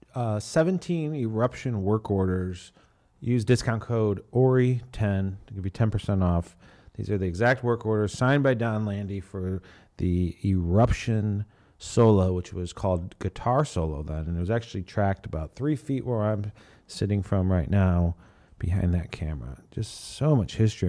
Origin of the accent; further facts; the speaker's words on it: Chicago, Illinois, United States; I'm from Chicago